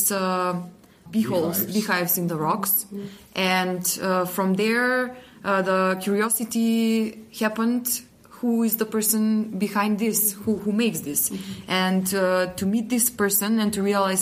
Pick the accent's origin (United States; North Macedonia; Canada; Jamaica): North Macedonia; one of the directors of Honeyland, and also from Macedonia.